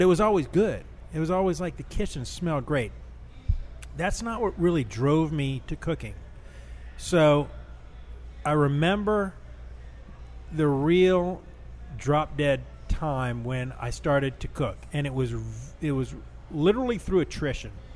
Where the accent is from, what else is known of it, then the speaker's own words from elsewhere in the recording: New Orleans, Louisiana, United States; growing up in New Orleans and going to school in New Orleans